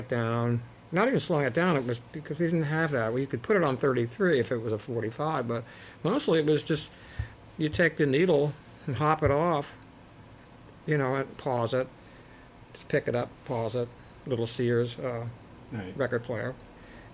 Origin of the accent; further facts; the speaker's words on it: Montgomery County, Maryland, United States; also born or lived in Washington, D.C.; There were some excellent guitar players and fabulous players in my hometown who were in my age group. …. … was always winning Battle of the Bands, and he was like the hottest guitar player in our little county, Montgomery